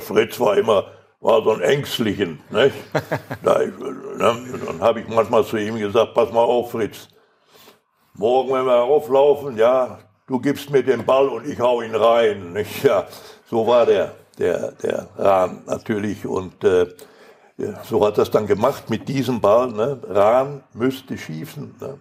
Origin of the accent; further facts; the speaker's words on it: Recklinghausen, North Rhine-Westphalia, Germany; first language Polish; also born or lived in Poland; bis wir wieder in Recklinghausen waren